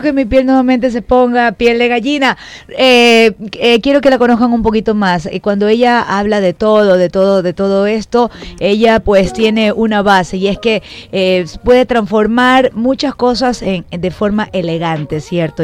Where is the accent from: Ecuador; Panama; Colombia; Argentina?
Ecuador; Guayaquil, Guayas; yo también nací en Guayaquil, pero toda mi ascendencia eh, paterna es manaba